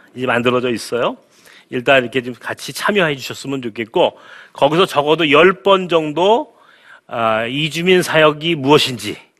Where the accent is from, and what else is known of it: South Korea